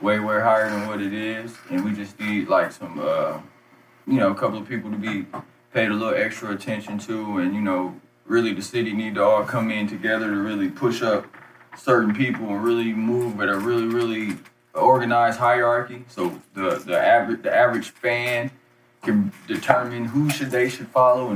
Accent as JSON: {"language": "English", "town": "Flint", "region": "Michigan", "country": "United States", "tie": "born or raised there", "also_born_or_lived": "Detroit, Michigan", "moved": "yes", "lives_now": "Kansas City, United States", "said": "I'm actually from Flint, Michigan"}